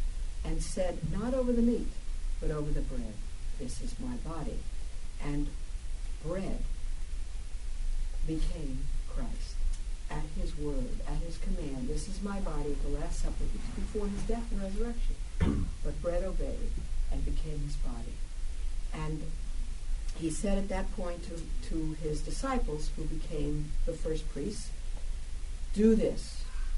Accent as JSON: {"language": "English", "town": "New York City", "region": "New York", "country": "United States", "said": "I'm from Brooklyn, I'm tough"}